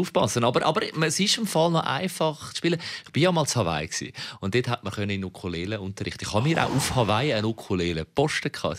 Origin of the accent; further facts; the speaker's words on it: Switzerland; als Schweizer